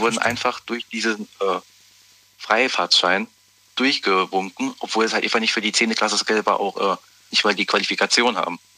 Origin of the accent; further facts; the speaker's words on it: Zweibrücken, Rhineland-Palatinate, Germany; ich bin aus Zweibrücken, Rheinland-Pfalz